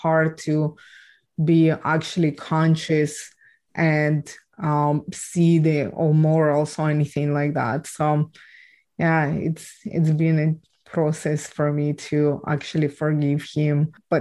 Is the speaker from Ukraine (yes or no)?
yes; Ukraine; I was born and raised in Ukraine